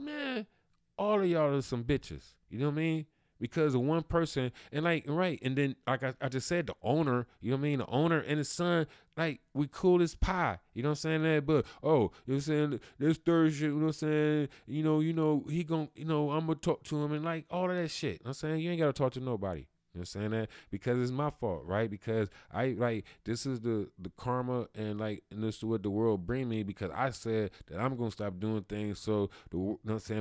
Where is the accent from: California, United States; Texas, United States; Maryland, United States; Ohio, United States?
Ohio, United States; Cleveland; I'm from Cleveland, Ohio, so that's all I ever been, that's all I ever know